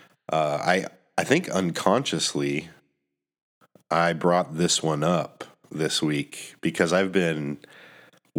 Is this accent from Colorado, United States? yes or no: yes; Colorado, United States; now in Florida, United States; I'm from Colorado